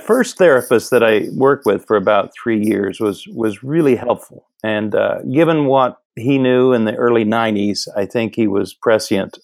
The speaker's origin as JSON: {"language": "English", "region": "Midwest", "country": "United States", "tie": "born or raised there", "also_born_or_lived": "Pasadena, California", "moved": "as an adult", "said": "I grew up in the Midwest"}